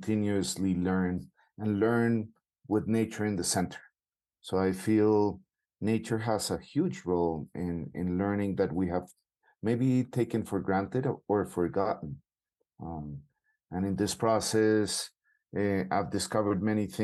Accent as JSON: {"language": "English", "town": "Bogota", "region": "Bogotá Capital District", "country": "Colombia", "said": "I'm from Bogota, Colombia"}